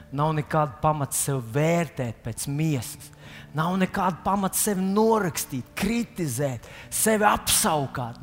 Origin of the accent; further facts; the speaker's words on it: Latvia